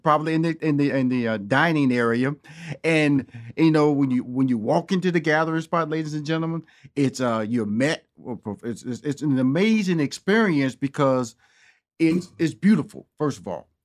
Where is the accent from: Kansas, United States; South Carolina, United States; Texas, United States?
Texas, United States; Houston; moved away as an adult; also born or lived in Chicago / New York; now in Los Angeles, United States; I'm born and raised in Houston, Texas